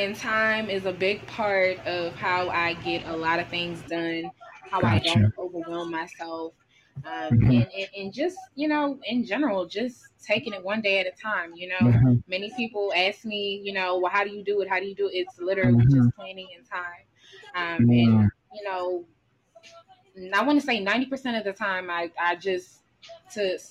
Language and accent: English; New York City, New York, United States; now in New Jersey, United States; originally I'm from New York. I rep the Bronx all day